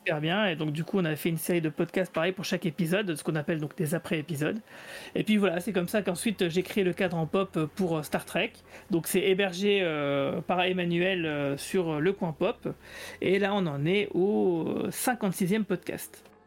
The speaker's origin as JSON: {"language": "French", "town": "Metz", "region": "Grand Est", "country": "France", "said": "je suis de Metz"}